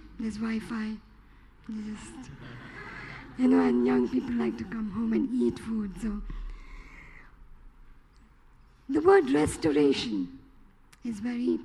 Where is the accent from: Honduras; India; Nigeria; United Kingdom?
India; Chennai, Tamil Nadu; I'm from Chennai. We live in India all our life.